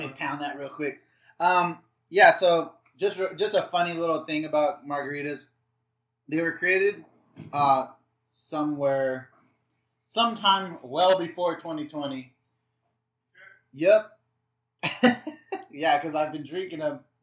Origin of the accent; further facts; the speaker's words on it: La Mirada, California, United States; I'm from L- from LA. I grew up with LA lifestyle.